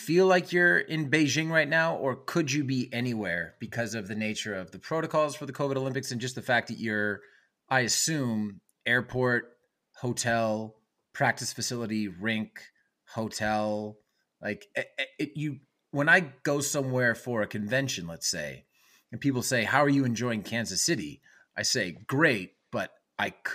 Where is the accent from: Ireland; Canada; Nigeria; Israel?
Canada; as a Canadian